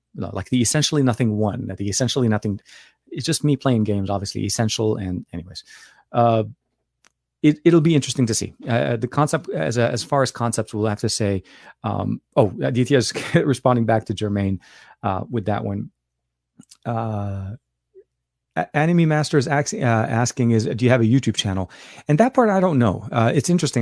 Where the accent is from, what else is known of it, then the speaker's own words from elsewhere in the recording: Lebanon; moved away; I was born and raised in Lebanon